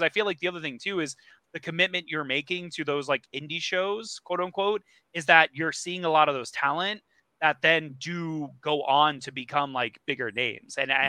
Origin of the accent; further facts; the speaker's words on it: Cincinnati, Ohio, United States; growing up in the Cincinnati area